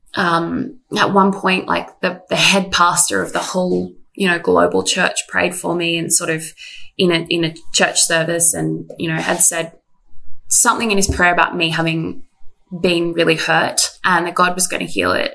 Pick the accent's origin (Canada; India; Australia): Australia; Canberra, Australian Capital Territory; moved away as an adult; also born or lived in Sydney; I grew up in Canberra, moved to Sydney to do Bible college